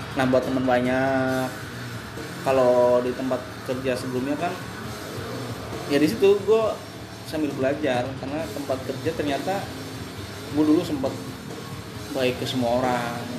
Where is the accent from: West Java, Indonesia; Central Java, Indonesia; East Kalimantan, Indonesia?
Central Java, Indonesia; Brebes; accent: Jawa medok; moved away as an adult; also born or lived in Semarang; now in Jakarta, Indonesia; gua orang Jawa, jadi tahu bahasanya